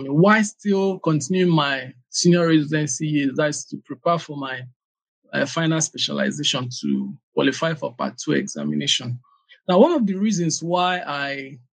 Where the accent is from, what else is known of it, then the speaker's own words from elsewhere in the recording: Abia, Nigeria; born there; Okay, yeah, I was born in Abia State.